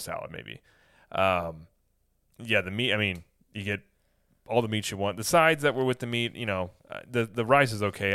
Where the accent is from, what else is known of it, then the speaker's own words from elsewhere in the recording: Midwest, United States; I'm from the Midwest